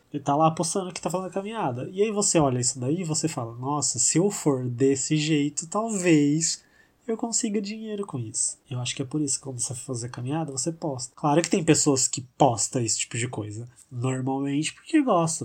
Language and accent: Portuguese; São José do Rio Preto, São Paulo, Brazil; Chega no domingo aqui em Rio Preto, que a gente é de Rio Preto